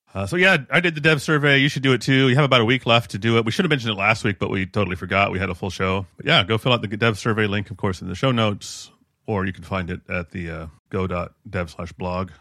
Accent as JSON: {"language": "English", "country": "United States", "said": "as an American, I am culturally trained to ignore the country"}